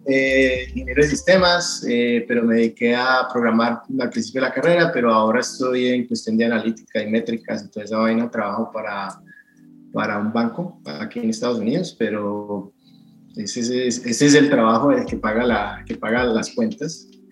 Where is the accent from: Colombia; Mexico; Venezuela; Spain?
Colombia; Cali, Valle del Cauca; moved away as an adult; now in United States; cuando estaba creciendo, creciendo en Santa Elena